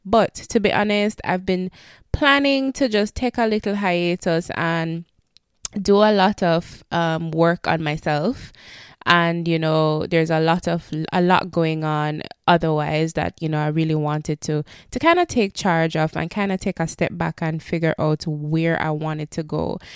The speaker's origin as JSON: {"language": "English", "country": "Jamaica", "tie": "born or raised there", "moved": "yes", "said": "help our country that we were raised and born"}